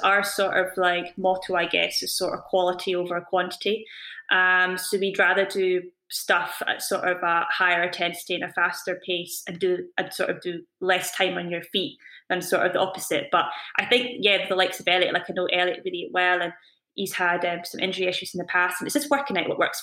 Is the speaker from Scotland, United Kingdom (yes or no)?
yes; Scotland, United Kingdom; I was born in Scotland, I got brought up in Scotland, I live and train in Scotland.